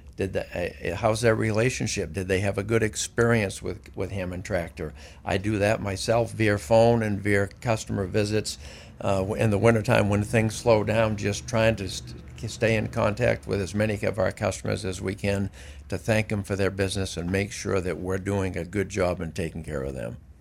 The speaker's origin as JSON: {"language": "English", "town": "Greene", "region": "Maine", "country": "United States", "tie": "born or raised there", "also_born_or_lived": "Syracuse", "said": "I grew up in Greene"}